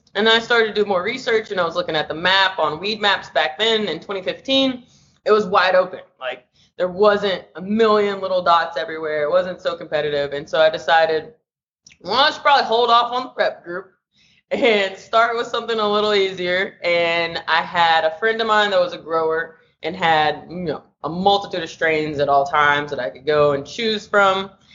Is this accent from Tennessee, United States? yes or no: yes; Nashville, Tennessee, United States; also born or lived in Los Angeles, California; now in San Francisco, United States; I'm originally from Nashville, Tennessee, currently operating out of San Francisco, California, and LA.